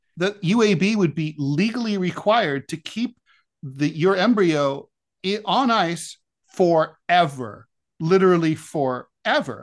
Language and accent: English; Ohio, United States; my home state of Ohio